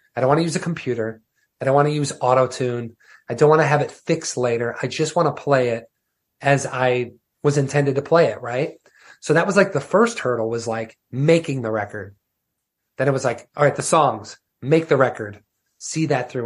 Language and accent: English; Wisconsin, United States; growing up in Wisconsin